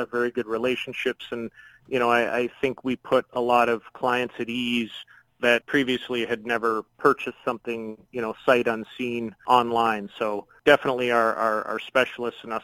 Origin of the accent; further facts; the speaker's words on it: Chatham, Ontario, Canada; I'm born and raised in Chatham, Ontario